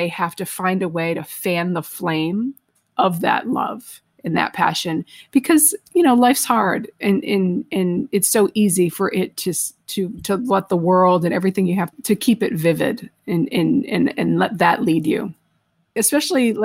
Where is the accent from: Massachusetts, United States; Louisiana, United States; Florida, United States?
Massachusetts, United States; Lakeville; moved away as an adult; also born or lived in Arkansas; growing up in Massachusetts, it was a different culture